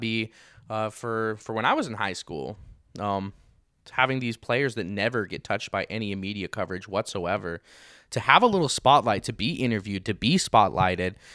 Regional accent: Grantsville, Utah, United States; now in Saint George, United States; my hometown of Grantsville, Utah

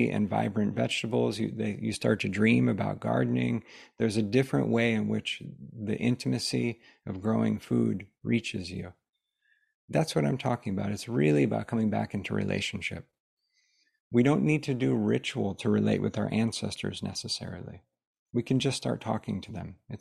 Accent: United States; growing up in the United States

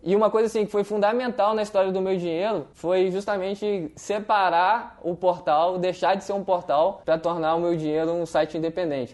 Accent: Vitória, Espírito Santo, Brazil; eu sou de Vitória no Espírito Santo.

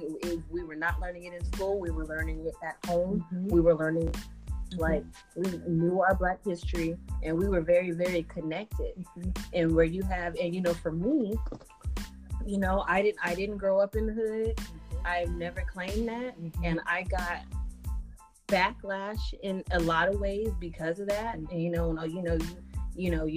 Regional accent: San Jose, California, United States; I grew up in San Jose, so there's not as many of us around

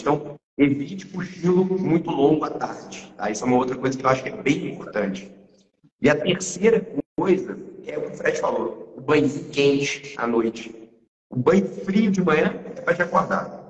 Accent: Minas Gerais, Brazil; três mineiros

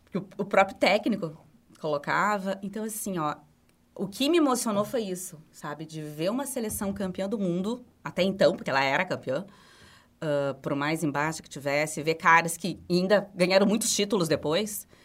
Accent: Rio Grande do Sul, Brazil; nós somos gaúchos, nós somos gremistas.

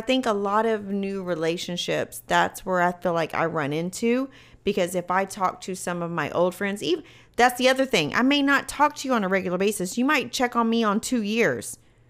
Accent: Bryan, Texas, United States; As you know, we grew up in Bryan. We have a lot of close friends

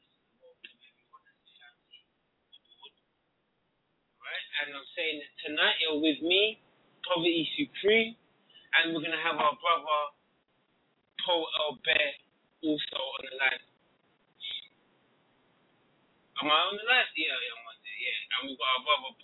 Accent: Jamaica; I'm Jamaican as well

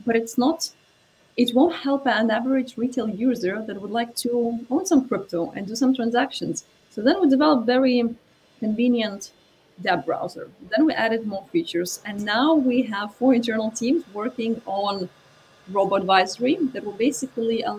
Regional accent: Lithuania; moved away; I'm originally from Lithuania

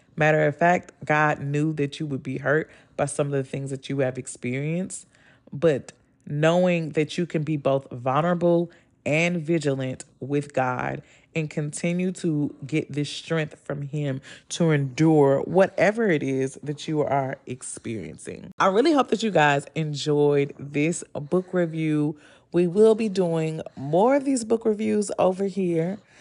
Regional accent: the South, United States; I'm from the South

